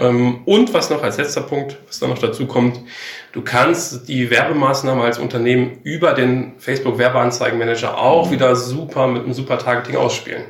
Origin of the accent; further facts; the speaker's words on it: Enger, North Rhine-Westphalia, Germany; moved away as an adult; also born or lived in Bielefeld / Gütersloh / Munich; Ich komme ähm, gebürtig aus ähm, Herford, beziehungsweise genauer ähm, Enger, mhm. äh, bin ich ähm, aufgewachsen